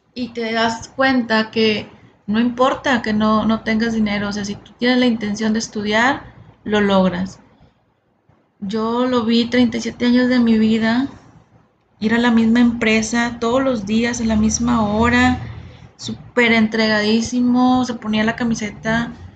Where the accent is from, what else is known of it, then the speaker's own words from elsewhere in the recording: Monterrey, Nuevo León, Mexico; nací aquí en Monterrey, Nuevo León, México